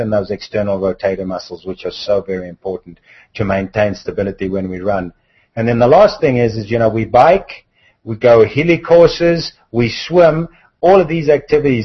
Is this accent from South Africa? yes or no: yes; South Africa; moved away; I come from South Africa originally